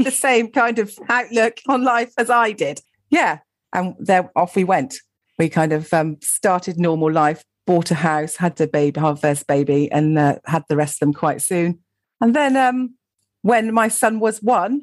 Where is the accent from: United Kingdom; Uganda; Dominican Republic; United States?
United Kingdom; Gloucestershire, South West England; moved away as an adult; also born or lived in London; I grew up in Gloucestershire, went and lived in London for a bit after I left school